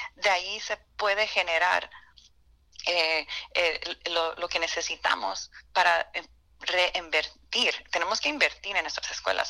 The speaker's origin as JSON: {"language": "Spanish", "region": "California", "country": "United States", "also_born_or_lived": "Miami", "said": "yo vengo de California"}